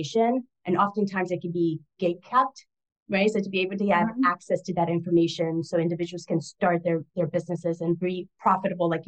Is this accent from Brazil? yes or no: yes; Brazil; moved away; I am from Brazil originally. So while I identify as a Latina, my heritage is from Brazil. So we speak Portuguese